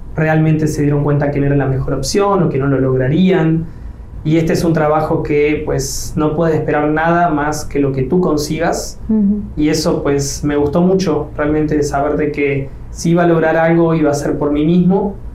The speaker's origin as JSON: {"language": "Spanish", "town": "Rosario", "region": "Santa Fe", "country": "Argentina", "also_born_or_lived": "Riviera Maya, Mexico", "moved": "as an adult", "lives_now": "Mexico", "said": "me delata el acento, pues yo no soy de México, soy de Argentina, de Rosario"}